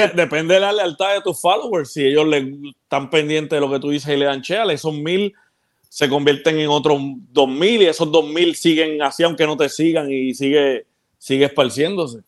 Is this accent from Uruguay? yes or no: no; Ponce, Puerto Rico; also born or lived in Peñuelas, Puerto Rico; yo, yo nací en Ponce y viví en Peñuela un tiempo